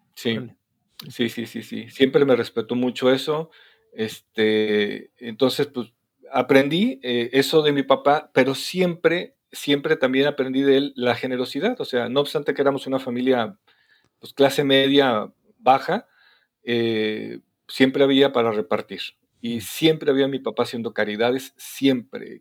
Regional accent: Torreón, Coahuila, Mexico; now in Guadalajara, Mexico; yo soy de Torreón, Coahuila, soy norteño igual que ustedes

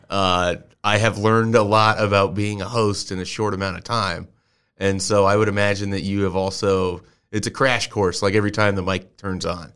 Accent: Columbus, Nebraska, United States; a place that I grew up in Columbus, Nebraska

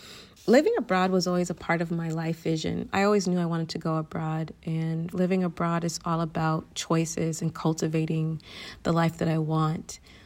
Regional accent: Atlanta, Georgia, United States; Do you know what trap music is? I'm from Atlanta, so.

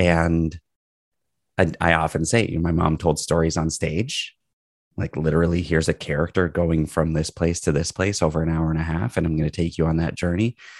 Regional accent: Toronto, Ontario, Canada; I'm a Toronto boy. I, I was in Toronto early on and then moved out of the city

